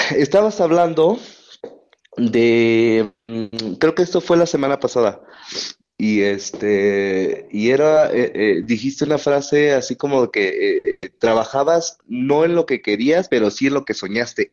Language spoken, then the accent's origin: Spanish; Oaxaca, Mexico; now in Puebla, Mexico; soy de Oaxaca, vivo en Puebla